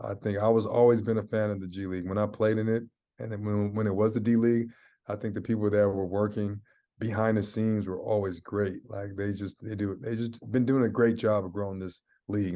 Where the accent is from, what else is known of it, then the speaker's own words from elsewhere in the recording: Seattle, Washington, United States; moved away; also born or lived in San Francisco, California; I'm from Seattle, Washington. I was born in California, um, San Fran. I got a lot of family in the Bay Area. So, um, California kid, um, but I, I grew up in the Northwest